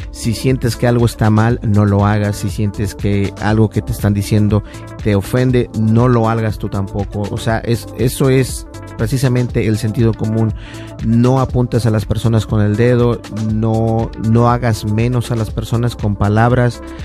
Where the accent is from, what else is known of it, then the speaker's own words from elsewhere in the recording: Minnesota, United States; yo soy de Minnesota